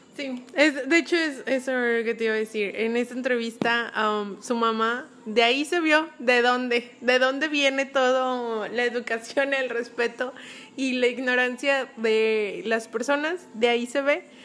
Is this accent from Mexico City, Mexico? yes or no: no; León, Guanajuato, Mexico; now in Nuevo León, Mexico; yo soy de León